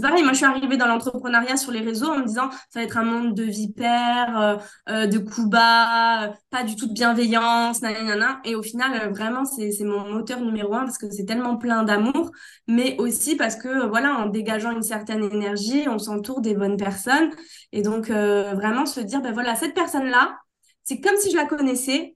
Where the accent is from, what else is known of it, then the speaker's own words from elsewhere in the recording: Corsica, France; Chez moi en Corse